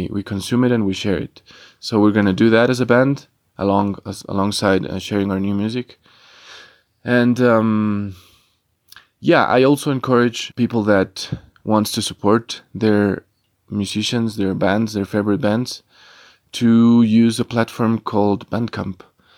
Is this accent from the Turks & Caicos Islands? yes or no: no; Ecuador; I'm from Ecuador and I play in three bands.